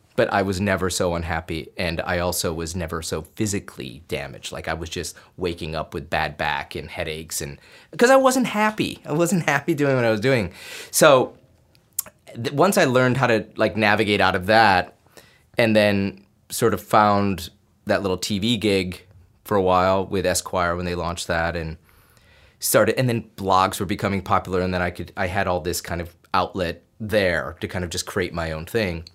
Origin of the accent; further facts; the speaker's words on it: Binghamton, New York, United States; moved away as an adult; I'm an upstate New York boy. I grew up in Binghamton, New York